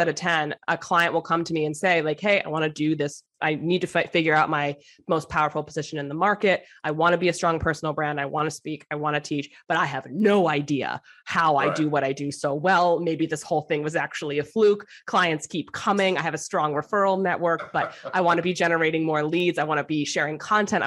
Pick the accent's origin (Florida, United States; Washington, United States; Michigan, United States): Florida, United States; South; now in Brooklyn, United States; I'm from South Florida, so I'm a transplant